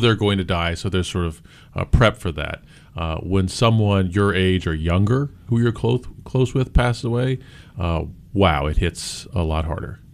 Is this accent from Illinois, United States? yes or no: yes; Gifford, Illinois, United States; I grew up in Gifford, Illinois